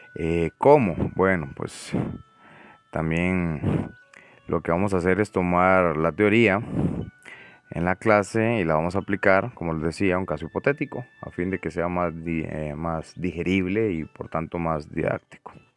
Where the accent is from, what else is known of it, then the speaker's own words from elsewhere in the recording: San Ramón, Alajuela, Costa Rica; soy nativo de un pueblo que se llama San Ramón, que está en el extremo oeste, norte del Valle Central de Costa Rica